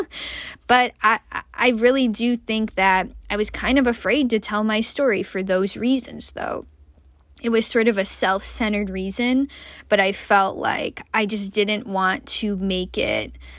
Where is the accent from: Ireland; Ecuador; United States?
United States; also born or lived in Malaysia; as an American